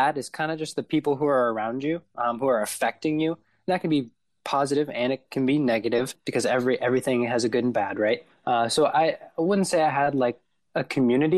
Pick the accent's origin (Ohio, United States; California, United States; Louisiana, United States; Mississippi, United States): Ohio, United States; Warren; moved away as an adult; also born or lived in Wheeling, West Virginia; I grew up in Warren, Ohio, which is pretty close to Youngstown in northeastern Ohio